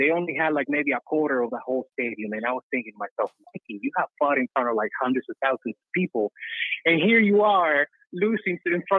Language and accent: English; Cuba; moved away; I don't know if you can tell by my accent, I grew up in Cuba.